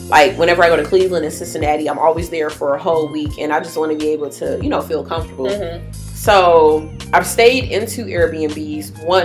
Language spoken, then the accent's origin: English; Jamaica; And, I'm a Jamaican. I do, like, everything.